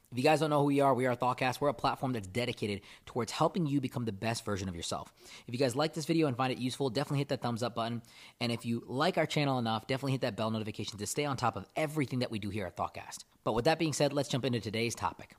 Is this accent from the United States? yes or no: no; India; moved away; I'm from India, I would love to give to a charity that does stuff in my home country.